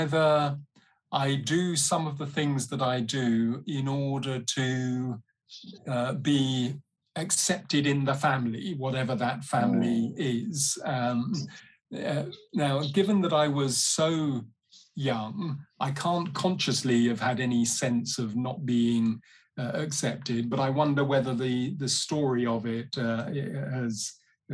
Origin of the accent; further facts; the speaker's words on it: London, United Kingdom; also born or lived in Uganda; I was born in London. My dad was Nigerian. He's passed away now. My mum is English. She's still with us. I grew up partly in West London